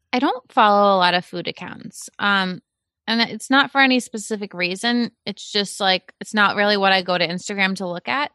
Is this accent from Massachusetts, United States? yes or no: yes; Cape Cod, Massachusetts, United States; I grew up in Cape Cod